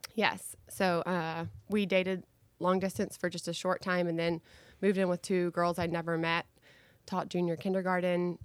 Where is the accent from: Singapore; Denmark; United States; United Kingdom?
United States; Dallas, Texas; I am a Dallas native, grew up in this great city